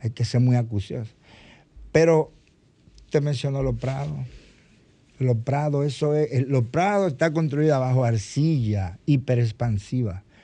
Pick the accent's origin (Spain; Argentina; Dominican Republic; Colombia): Dominican Republic; somos los dominicanos